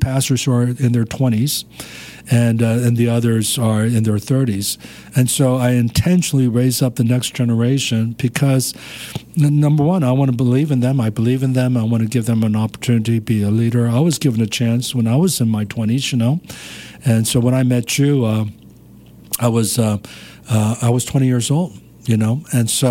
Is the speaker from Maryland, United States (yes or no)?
yes; Maryland, United States; moved away as an adult; also born or lived in North Korea; now in Pasadena, United States; I grew up in Maryland